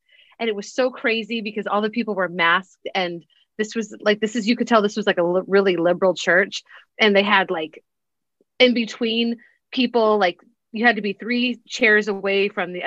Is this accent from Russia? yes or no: no; St. Joseph, Missouri, United States; moved away as an adult; also born or lived in Texas; now in Alaska, United States; I grew up in St. Joseph, Missouri. And I left 21 years ago